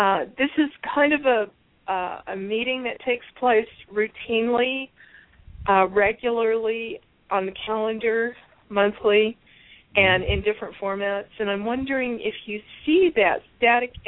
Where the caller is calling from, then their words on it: Tucson, Arizona, United States; I'm calling from Tucson.